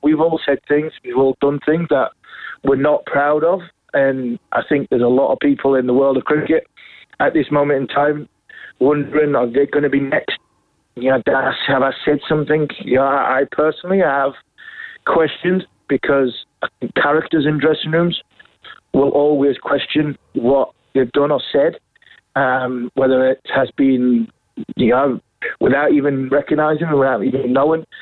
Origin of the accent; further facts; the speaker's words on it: England, United Kingdom; As an Englishman